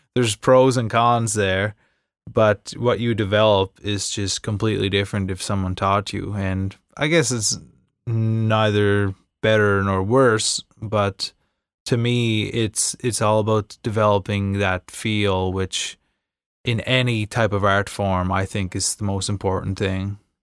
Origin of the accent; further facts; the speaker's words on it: Inverness, Nova Scotia, Canada; I'm from Cape Breton Island